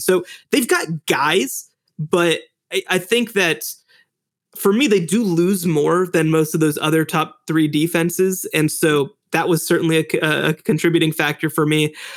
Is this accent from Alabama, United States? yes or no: no; Texas, United States; also born or lived in Chicago; I grew up completely in Texas